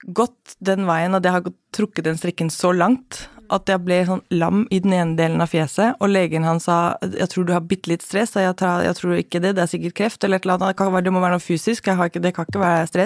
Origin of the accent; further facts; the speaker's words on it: Central Denmark Region, Denmark; now in Norway; Jeg har vokst opp i Danmark. Eh, I Midtjylland.